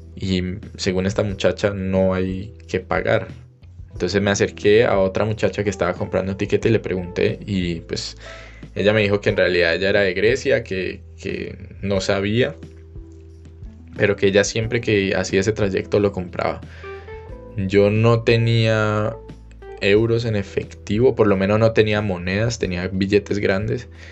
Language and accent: Spanish; Cali, Valle del Cauca, Colombia; moved away as an adult; also born or lived in Germany; salí de Cali, me despedí de mi familia